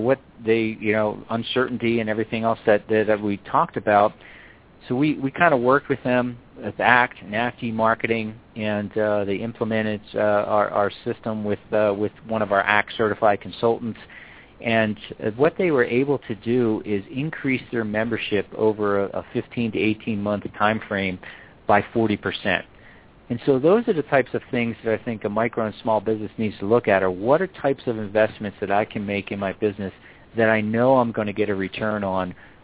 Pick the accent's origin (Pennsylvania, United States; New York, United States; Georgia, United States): Pennsylvania, United States; Philadelphia; now in Colorado, United States; I'm from Philadelphia originally